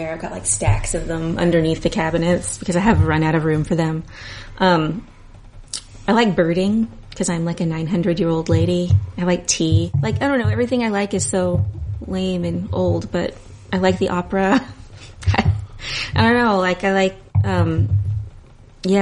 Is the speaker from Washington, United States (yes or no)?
yes; Aberdeen, Washington, United States; also born or lived in Hoquiam, Washington; I grew up in the Northwest.